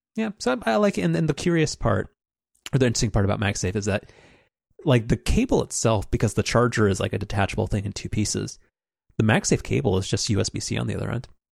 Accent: United States; I'm an American consumer

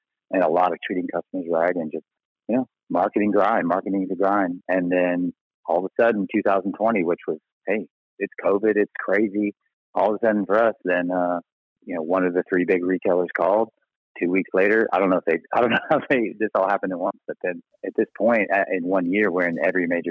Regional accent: Texas, United States; also born or lived in Mississippi; I'm from Texas

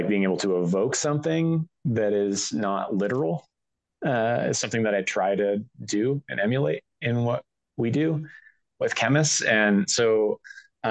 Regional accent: Pacific Northwest, town where Twin Peaks was filmed, Washington, United States; I grew up in the Pacific Northwest. I grew up in the town where they filmed Twin Peaks

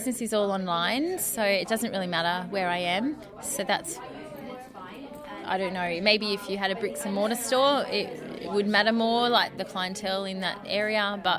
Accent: Wollongong, New South Wales, Australia; also born or lived in Thirroul; I'm from Shoal Harbour.

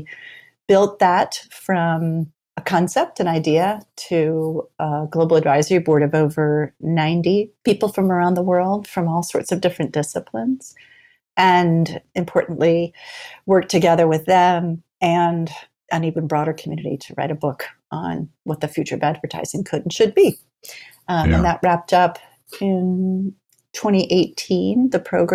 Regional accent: Vermont, United States; moved away as an adult; also born or lived in Europe / Washington, D.C. / New Jersey; I was born and raised in Vermont.

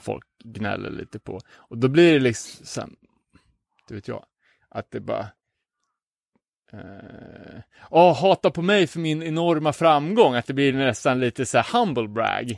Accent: Umeå, Västerbotten County, Sweden; hemma i Umeå

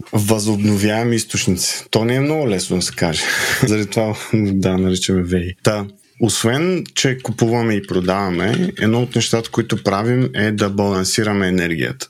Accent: Yambol, Yambol Province, Bulgaria; Аз съм от Ямбол

